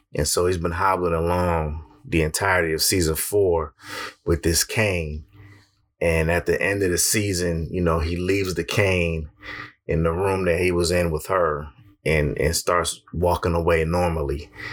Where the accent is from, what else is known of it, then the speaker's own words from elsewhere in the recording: Connecticut, United States; my home state of Connecticut